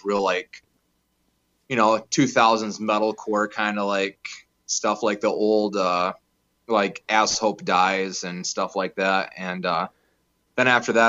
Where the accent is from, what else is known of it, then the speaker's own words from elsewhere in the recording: Muskegon, Michigan, United States; I'm from Muskegon, Michigan